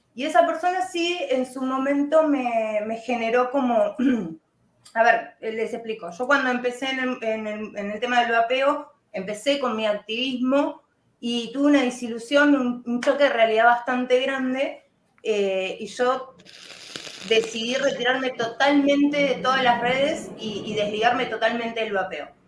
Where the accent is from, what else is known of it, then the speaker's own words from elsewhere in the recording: Argentina; acá en Argentina